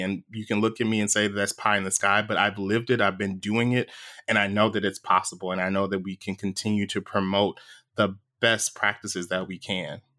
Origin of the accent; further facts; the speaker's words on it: Louisiana, United States; we grew up saying this in Louisiana